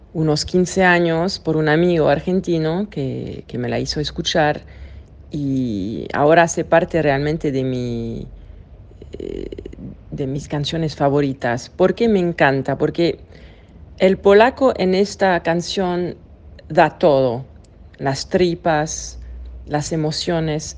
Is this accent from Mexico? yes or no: no; Switzerland; accent: French; Spanish is a second language; Nací en Suiza de padre suizo, pero mi madre es argentina